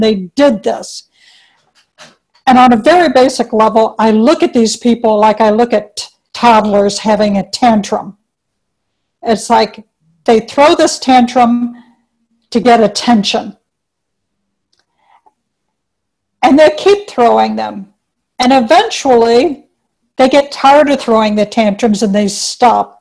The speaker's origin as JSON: {"language": "English", "town": "St. Louis", "region": "Missouri", "country": "United States", "moved": "yes", "lives_now": "Chicago, United States", "said": "I'm from St. Louis"}